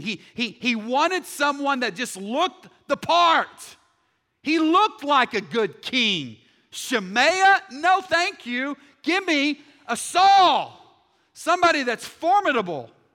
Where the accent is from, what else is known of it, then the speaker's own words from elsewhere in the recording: Texas, United States; I'm from Texas